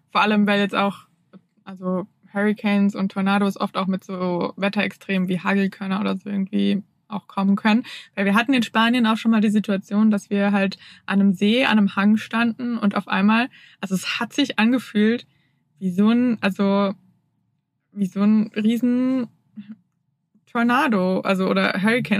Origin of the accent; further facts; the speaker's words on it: Germany; moved away as an adult; also born or lived in Hamburg; ich komme ja aus der Region, wo nach Freiburg die meisten Sonnenstunden sind